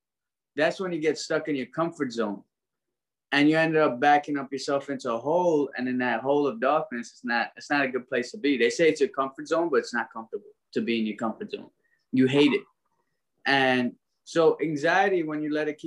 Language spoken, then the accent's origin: English; New York City, New York, United States; also born or lived in Trinidad; I was born in Brooklyn. But when I was born, my parents split up. So we ended up going back to Trinidad. I was 2 weeks old. I came back up here at 4.5.